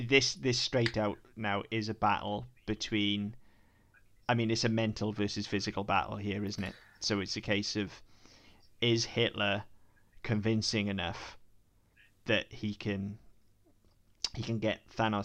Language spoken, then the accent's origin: English; Welsh, Wales, United Kingdom